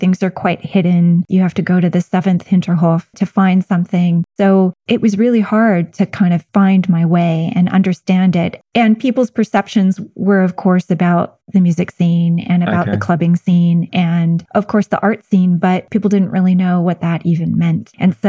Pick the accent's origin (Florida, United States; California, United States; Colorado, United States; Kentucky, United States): California, United States; moved away as an adult; also born or lived in Hesse, Germany / Annandale-on-Hudson, New York; now in Berlin, Germany; I'm from California and I did my graduate work at Bard College in Annandale, which is north of New York City.